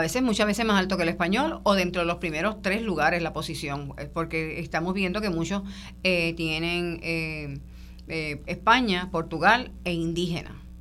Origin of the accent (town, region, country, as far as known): Puerto Rico